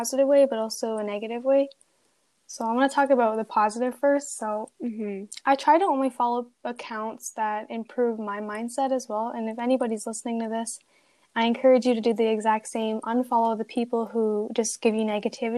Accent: Canada; I am a student from Canada

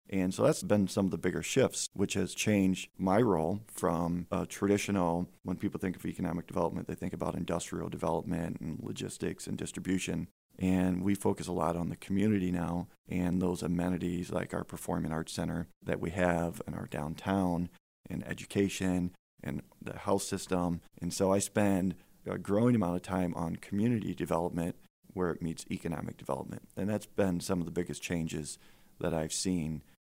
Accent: Fremont, Ohio, United States; now in Findlay, United States; I grew up in Fremont, Ohio

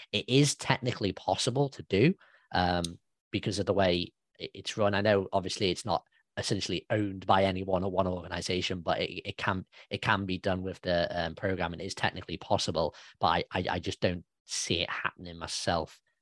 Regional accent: United Kingdom; I'm a British guy

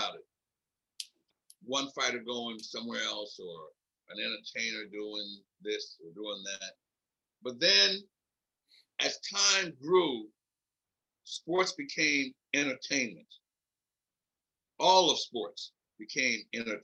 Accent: Philadelphia, Pennsylvania, United States; moved away as an adult; also born or lived in Nebraska; I come from Philly. I'm a hood rat. I come from a large family.

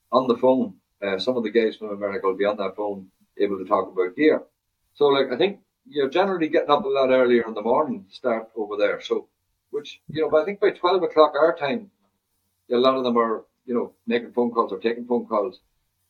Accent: Ireland; We're both from the same town. We're both from Uri.

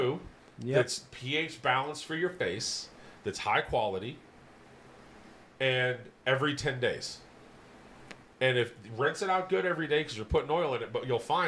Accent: South Dakota, United States; moved away; I came from South Dakota, where it's really warm year-round

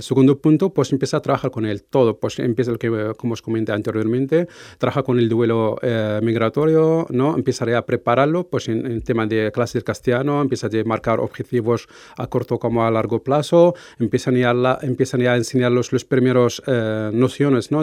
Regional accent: Morocco; moved away as an adult; now in Navarre, Spain; soy de origen marroquí

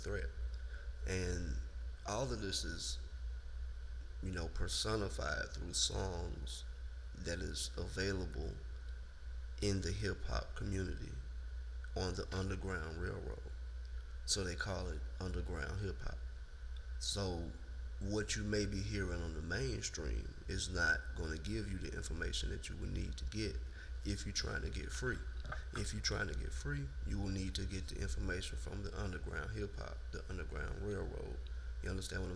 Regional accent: the South, United States; we're from the South

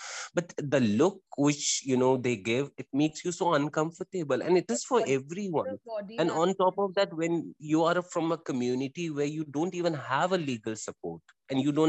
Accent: India; as an Indian

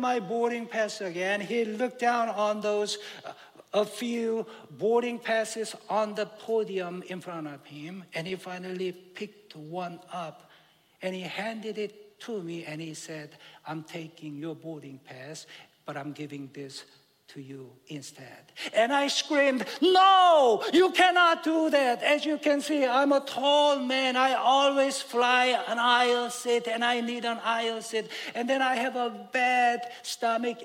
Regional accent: South Korea; moved away; I grew up in Korea back in the late 60s and early 70s

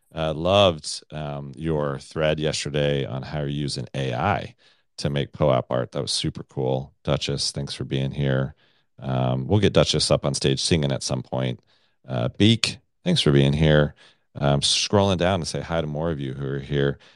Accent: United States; I'm American

